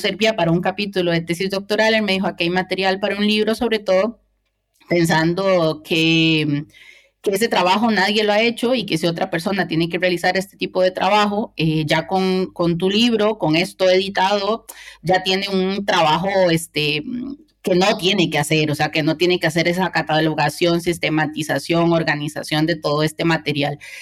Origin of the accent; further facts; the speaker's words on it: Cartago, Costa Rica; moved away as an adult; now in Spain; cartaginesa, costarricense